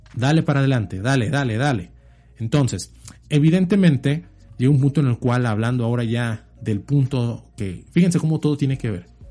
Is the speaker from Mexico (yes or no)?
yes; Mexico; como mexicanos